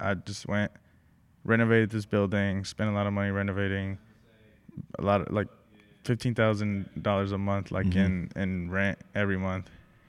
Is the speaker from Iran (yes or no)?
no; Mexico; born there; first language Spanish; English is a second language; Because I was born in Mexico.